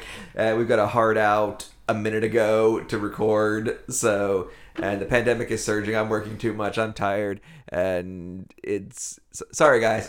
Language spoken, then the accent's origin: English; Erie, Pennsylvania, United States; I'm from Erie, PA